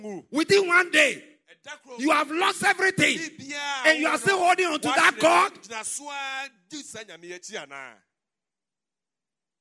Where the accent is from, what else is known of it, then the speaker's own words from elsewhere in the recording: Ghana; In my hometown, Kwafutoji